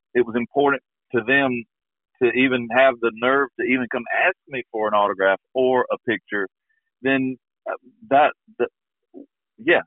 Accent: Georgia, United States; now in Eagleville, Tennessee, United States; when I was growing up in Georgia

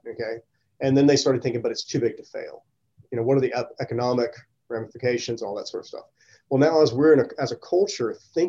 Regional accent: the South, United States; being surrounded by those questions just growing up in the South all the time

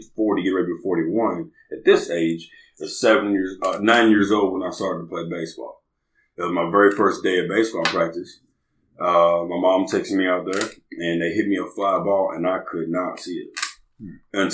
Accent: Lexington, Kentucky, United States; moved away as an adult; now in Newburgh, Indiana, United States; I'm from Lexington, Kentucky, born and raised, but then I'm here by way of Newburgh, Indiana

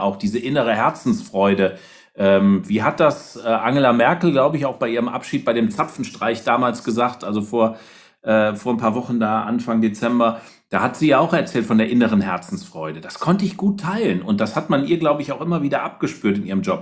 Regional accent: Rhineland, Germany; Ich komme ja aus dem Rheinland

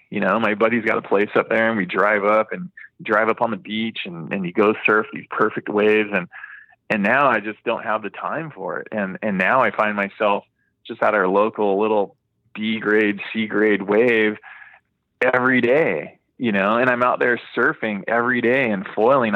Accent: Hawaii, United States; I grew up surfing in Hawaii

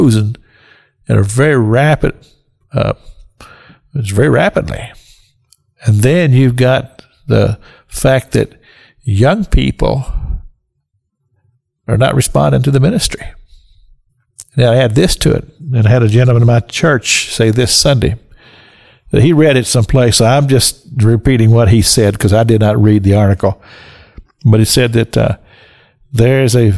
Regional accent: Kentucky, United States; I grew up in Kentucky

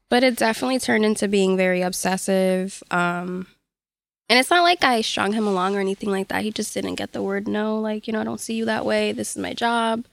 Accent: Hartford, Connecticut, United States; I'm from Hartford

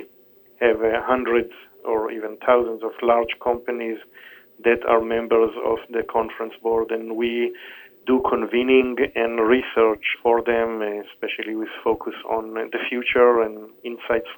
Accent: Israel; moved away as an adult; also born or lived in Tel Aviv / Princeton; now in United States; I was born and raised in Israel

